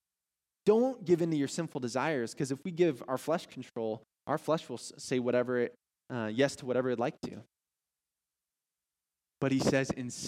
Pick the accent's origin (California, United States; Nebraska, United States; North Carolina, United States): Nebraska, United States; Omaha; moved away; We're originally from Omaha, Nebraska, by the way. So born and raised in Omaha, Nebraska.